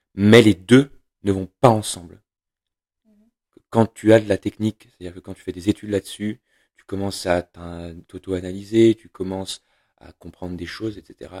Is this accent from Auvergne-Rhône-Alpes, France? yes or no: yes; Saint-Étienne, Auvergne-Rhône-Alpes, France; j'ai grandi à Saint-Étienne, la ville noire